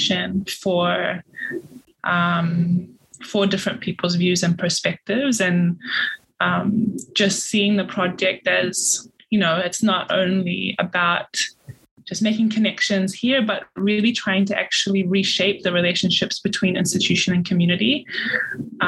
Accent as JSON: {"language": "English", "country": "Tonga", "tie": "born or raised there", "moved": "as an adult", "lives_now": "Brisbane, Australia", "said": "I grew up in Tonga and I came here just to study"}